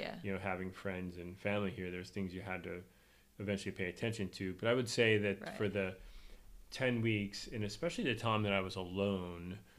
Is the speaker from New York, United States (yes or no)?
yes; Spencerport, New York, United States; having grown up in Spencerport, and my kids went to school in Spencerport.